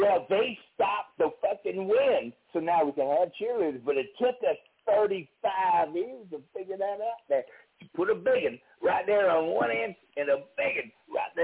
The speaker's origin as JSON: {"language": "English", "town": "Cleveland", "region": "Ohio", "country": "United States", "said": "Cleveland, Ohio"}